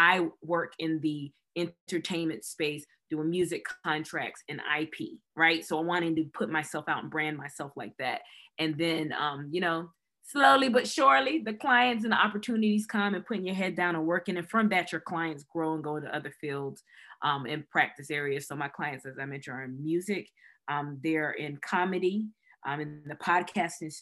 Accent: Raleigh, North Carolina, United States; moved away as an adult; now in Atlanta, United States; I was born and raised in Raleigh, North Carolina.

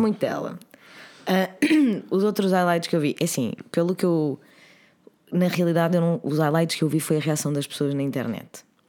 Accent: Oeiras, Lisbon, Portugal; eu nasci em Oeiras, eu cresci. Sim, em eu Oeiras. cresci em Oeiras também

